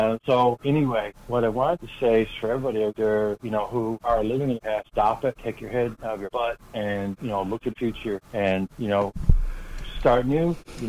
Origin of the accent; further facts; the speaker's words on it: St. John's, Newfoundland and Labrador, Canada; I'm from St. John's, Newfoundland.